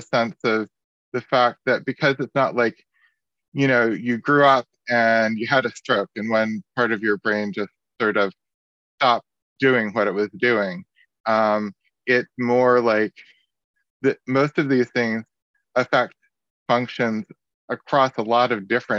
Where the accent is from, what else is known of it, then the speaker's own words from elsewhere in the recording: West Virginia, United States; I grew up in West Virginia, Yeah, I grew up in West Virginia.